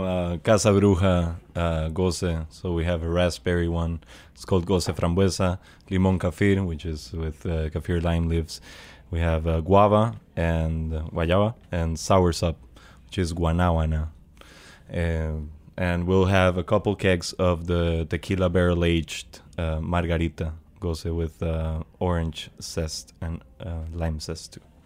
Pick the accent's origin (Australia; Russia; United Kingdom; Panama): Panama; in Panama or in Central America, uh, because we grew up eating sour fruits.